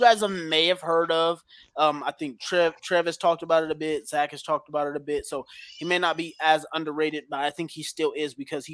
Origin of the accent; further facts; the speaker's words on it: California, United States; now in Nevada, United States; I'm from California, live in Nevada.